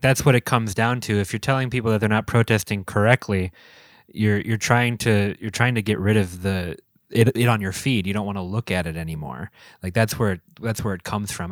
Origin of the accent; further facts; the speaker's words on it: Minneapolis, Minnesota, United States; now in Door County, United States; I'm from Minneapolis